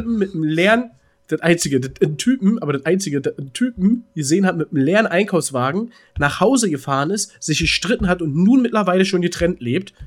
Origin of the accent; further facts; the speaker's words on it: Berlin, Germany; bei uns in Berlin